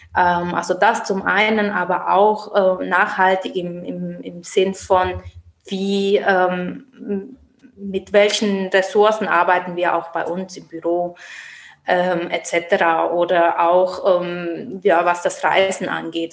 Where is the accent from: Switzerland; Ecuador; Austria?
Switzerland; Basel, Basel-Stadt; moved away as an adult; now in Mainz, Germany; ich selbst bin Schweizerin aus Basel